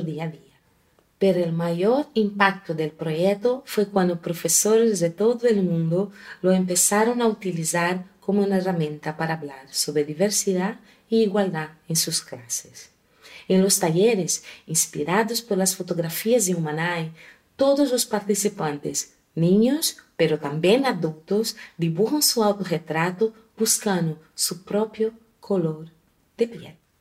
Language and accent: Spanish; Brazil; Yo nací en una familia multicolorida en Brasil